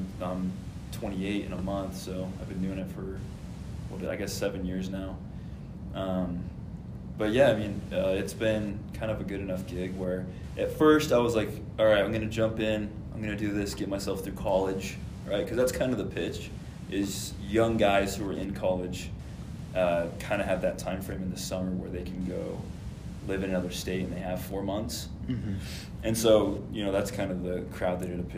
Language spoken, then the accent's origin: English; Hurricane, Utah, United States; I grew up just in Hurricane, born and raised